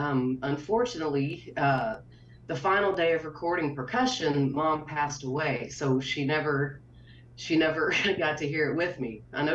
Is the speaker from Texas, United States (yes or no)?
yes; Milano, Texas, United States; born or raised there